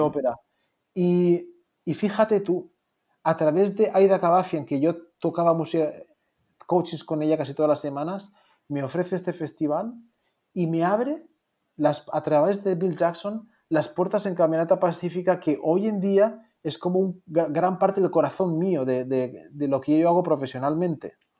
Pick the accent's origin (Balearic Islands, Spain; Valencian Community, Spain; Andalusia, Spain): Valencian Community, Spain; Moncofa; moved away; also born or lived in Philadelphia; yo soy de, de, un pueblecito pequeñito, Moncofa, en Castellón, y que el edificio más alto pues tendrá cuatro plantas y, aquí todo en mi pueblo se, regía sobre cómo mide el campanario